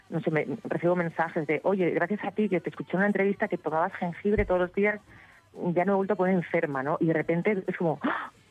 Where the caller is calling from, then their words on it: Seville, Andalusia, Spain; Hola Patricia … de Sevilla.